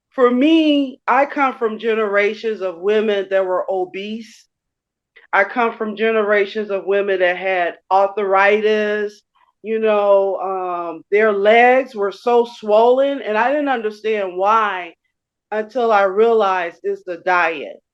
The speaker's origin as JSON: {"language": "English", "town": "Chicago", "region": "Illinois", "country": "United States", "tie": "born or raised there", "said": "I grew up in Chicago on the west side of Chicago."}